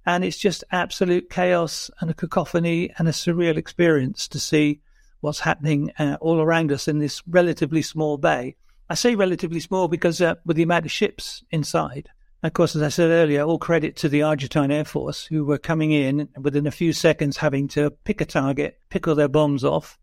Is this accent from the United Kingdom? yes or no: yes; Plymouth, South West England, United Kingdom; my hometown of Plymouth.